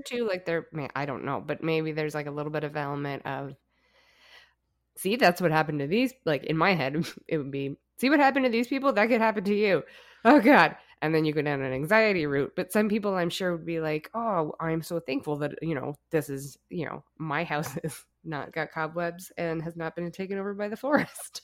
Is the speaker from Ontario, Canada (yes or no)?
no; Alberta, Canada; growing up in Alberta, my grandpa was a coal miner